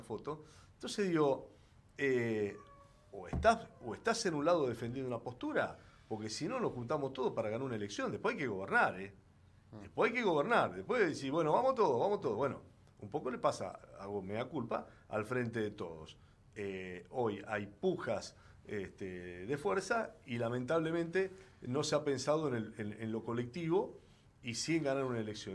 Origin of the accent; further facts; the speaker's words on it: Rosario, Santa Fe, Argentina; Soy de Rosario